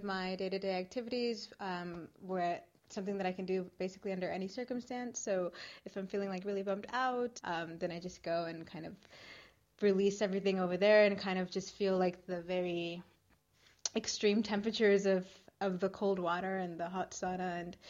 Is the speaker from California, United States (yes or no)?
yes; California, United States; moved away; I'm from California